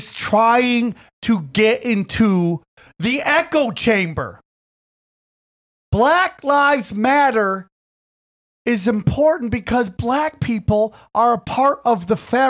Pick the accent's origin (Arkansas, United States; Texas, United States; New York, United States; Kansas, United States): New York, United States; upstate; I was part of one of the greatest breakdancing crews from upstate New York